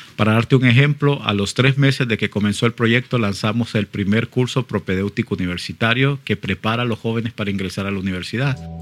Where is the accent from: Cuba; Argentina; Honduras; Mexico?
Honduras; Yo lo hablo en, en nombre propio, como hondureño